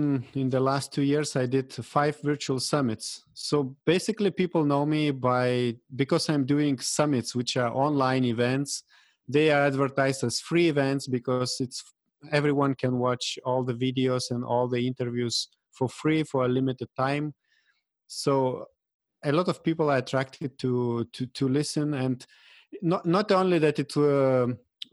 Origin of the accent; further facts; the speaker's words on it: Lithuania; at the moment, I'm in Lithuania, in my home country in Eastern Europe